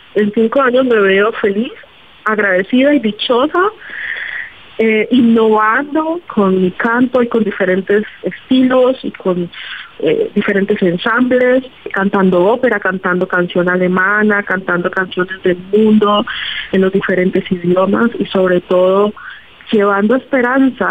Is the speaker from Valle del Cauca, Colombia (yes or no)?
yes; Buenaventura, Valle del Cauca, Colombia; Yo nací en Buenaventura, rodeada de las chirimías, rodeada de de este, los arrullados y rodeada de la música salsa